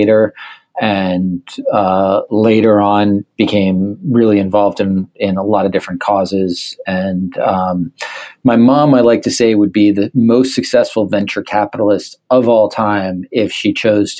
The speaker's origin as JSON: {"language": "English", "town": "Pound Ridge", "region": "New York", "country": "United States", "tie": "born or raised there", "also_born_or_lived": "Nepal", "said": "I grew up in Pound Ridge, New York, which is a small town about an hour and a half north of New York City, and now live in the city"}